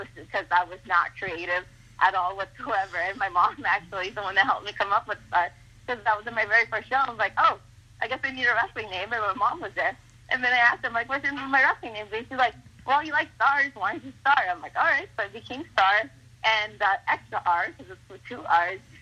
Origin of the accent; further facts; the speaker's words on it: Ciudad Juárez, Chihuahua, Mexico; first language Spanish; English is a second language; moved away; also born or lived in San Jose, California, United States; I grew up in Juarez